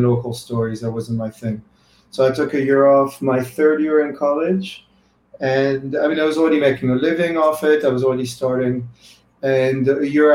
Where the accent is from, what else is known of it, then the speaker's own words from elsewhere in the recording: France; now in United States; I'm European, I'm from France originally